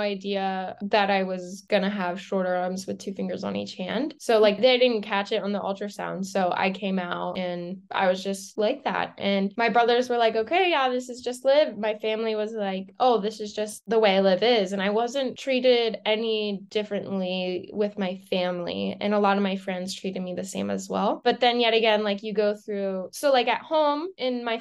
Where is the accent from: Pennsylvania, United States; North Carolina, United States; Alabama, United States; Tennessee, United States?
Pennsylvania, United States; Lancaster; I grew up in Pennsylvania in a really small town in Lancaster, about like 5,000 people